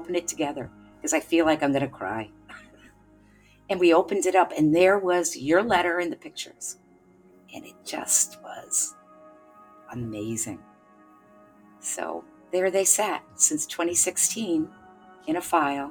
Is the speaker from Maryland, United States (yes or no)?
no; Canandaigua, New York, United States; I'm from Canandaigua, New York